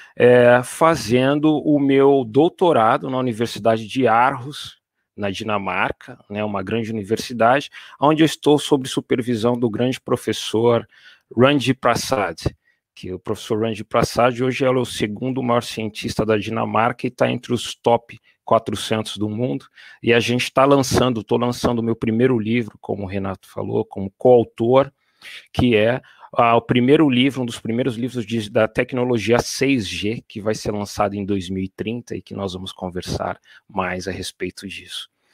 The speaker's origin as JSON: {"language": "Portuguese", "country": "Brazil", "moved": "as an adult", "lives_now": "Paris, France", "said": "como brasileiro"}